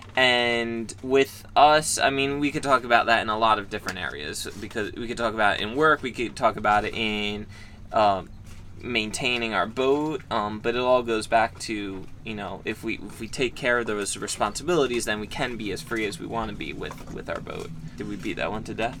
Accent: United States; we're lucky to be an American and be free as Americans are

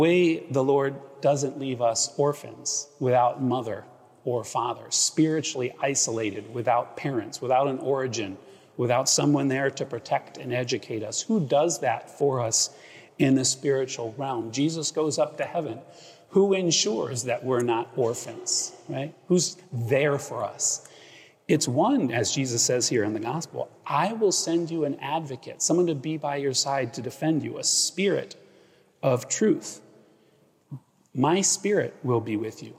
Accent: Akron, Ohio, United States; now in Greenwich, United States; I grew up in Ohio and went to St. Vincent, St. Mary's of basketball fame where LeBron went.

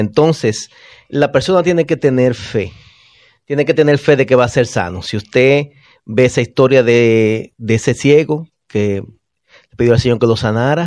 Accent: Bonao, Monseñor Nouel, Dominican Republic; moved away; En mi pueblo natal, Bonao

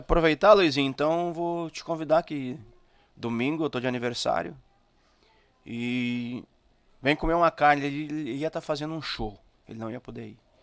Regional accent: São Francisco de Paula, Rio Grande do Sul, Brazil; eu sou de São Chico.

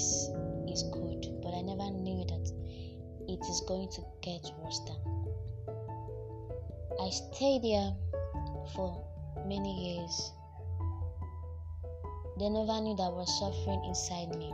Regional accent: Imo, Nigeria; I'm from Imo State in Ezenitem, Bisi, Udo

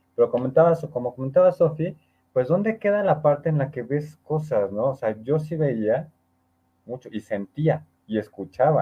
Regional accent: Orizaba, Veracruz, Mexico; mi tierra, Orizaba

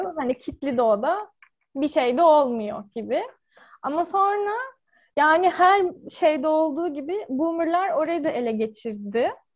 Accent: Ankara, Turkey; Ankara'da doğup büyüdüm

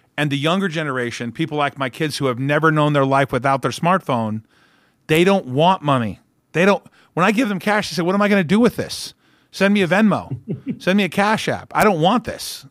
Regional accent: Orange County, California, United States; I grew up in Orange County.

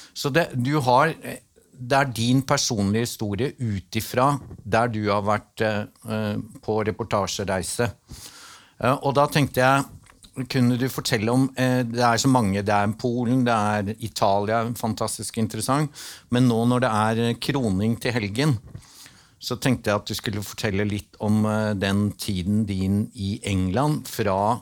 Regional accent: Northern Norway, Norway; Jeg er nordlending

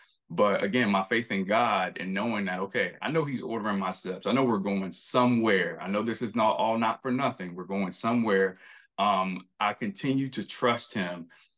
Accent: Florida, United States; moved away; I came from Florida. I struggled. You know, we were homeless at times. I moved to New York.

